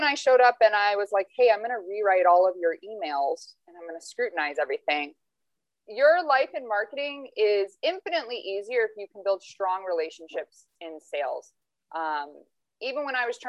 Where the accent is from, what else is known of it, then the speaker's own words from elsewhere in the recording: Phoenix, Arizona, United States; also born or lived in Toledo, Ohio; I was born and raised in Phoenix, Arizona